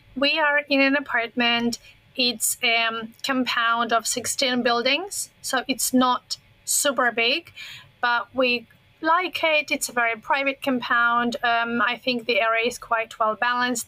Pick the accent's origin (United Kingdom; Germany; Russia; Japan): Russia; English is a second language; moved away as an adult; now in Foshan, China; I grew up pretty close to China. I am originally from Russia, but from the Asian part of Russia, the territory that borders on China and Mongolia. So I've been in that part my whole childhood.